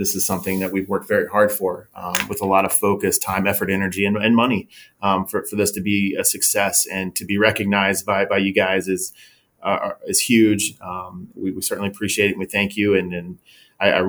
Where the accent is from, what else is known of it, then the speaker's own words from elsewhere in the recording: Cincinnati, Ohio, United States; moved away as an adult; now in Austin, United States; Tim Norris and I, when we started the company, we're both from Cincinnati.